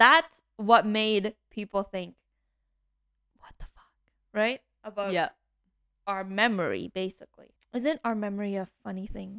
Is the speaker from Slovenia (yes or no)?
no; Canada; We're Canadian and we don't even...